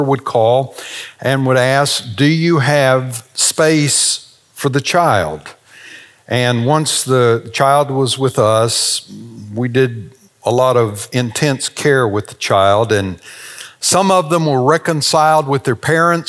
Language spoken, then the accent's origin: English; the South, United States; We're from the South